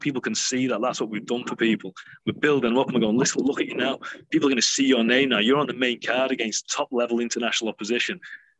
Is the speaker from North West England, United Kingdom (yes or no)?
yes; the North West, North West England, United Kingdom; we're from the Northwest.